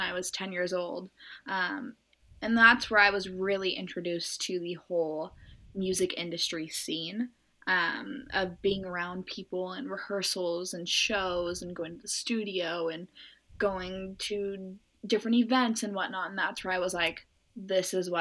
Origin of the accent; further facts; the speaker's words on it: Norco, California, United States; I'm from Norco. It's a very like horse town, little area in Southern California.